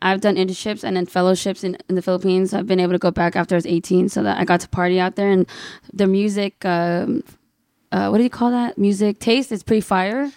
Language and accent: English; Fontana, California, United States; moved away as an adult; now in Brea, United States; I'm a Filipino Chinese American from the I E, Fontana